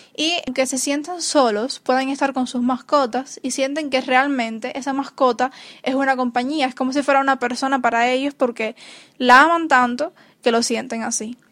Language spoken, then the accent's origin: Spanish; Cuba; los cubanos estamos muy acostumbrados